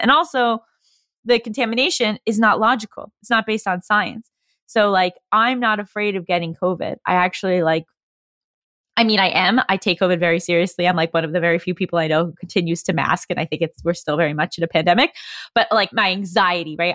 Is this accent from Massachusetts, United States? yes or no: no; New York, United States; moved away as an adult; also born or lived in California; I'm originally from New York. I came out to California to do undergrad program at U S C in screenwriting